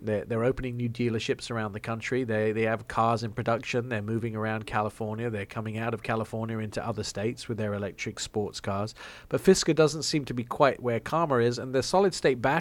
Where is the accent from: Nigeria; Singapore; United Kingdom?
United Kingdom; England; accent: English; my English accent.